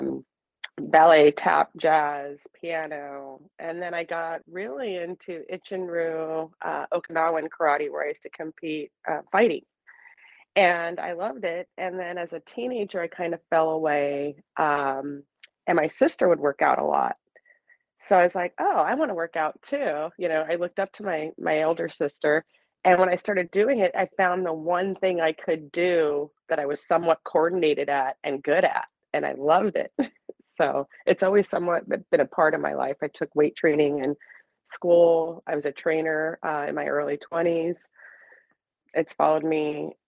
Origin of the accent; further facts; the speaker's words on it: Bay Point, California, United States; now in Brentwood, United States; I grew up in West Pittsburgh, which they changed the name of the city because it was so bad